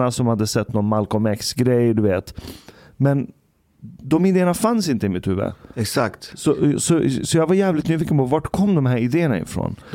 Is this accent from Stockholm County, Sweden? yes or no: yes; Stockholm, Stockholm County, Sweden; also born or lived in Ekerö; jag växte upp på Ekerö mm. tills jag var nio. Så ah. Svensk idyll, ah. allting var fint, alla hade mm. pengar. Det var liksom Träden växte, blommor överallt. Ah. Allting var perfekt. Mm. Sen när jag var nio flyttade jag till Kista.